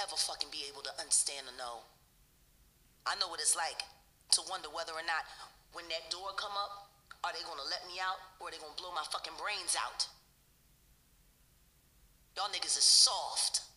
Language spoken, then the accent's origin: English; Philadelphia, Pennsylvania, United States; I'm from North Philly.